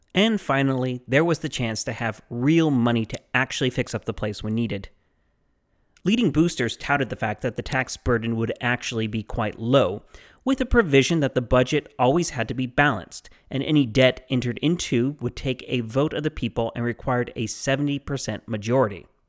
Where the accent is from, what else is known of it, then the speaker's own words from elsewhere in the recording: Mesa, Arizona, United States; this is my hometown